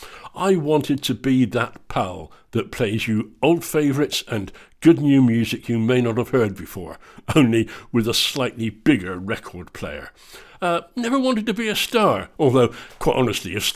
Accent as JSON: {"language": "English", "region": "England", "country": "United Kingdom", "moved": "as an adult", "lives_now": "Scotland, United Kingdom", "said": "I'm English, but have now spent more than half my life in Scotland"}